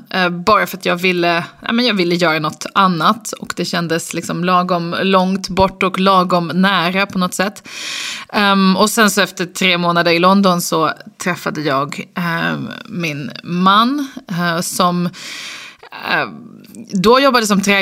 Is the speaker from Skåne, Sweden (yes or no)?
yes; Lund, Skåne, Sweden; also born or lived in Uppsala / United States; now in Stockholm, Sweden; Nej, men jag är uppvuxen i Lund, pluggade i Uppsala och lite i USA. Och sen så flyttade jag till Stockholm